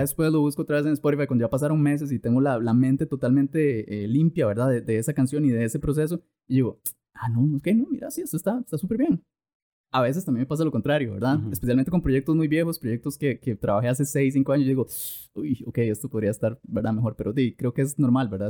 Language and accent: Spanish; Costa Rica; yo soy tico